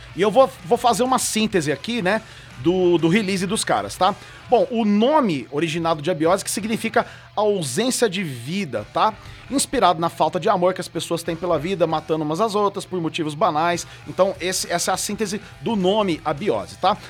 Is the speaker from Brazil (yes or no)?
yes; Franca, São Paulo, Brazil; aqui de Franca, cara, da minha cidade natal aqui, Franca Interior de São Paulo